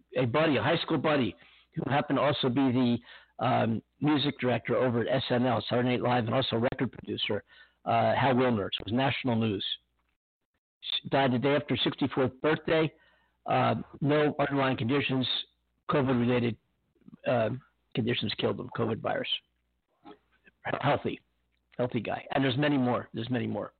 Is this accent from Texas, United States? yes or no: no; Pennsylvania, United States; now in California, United States; Pennsylvania, my hometown, my home state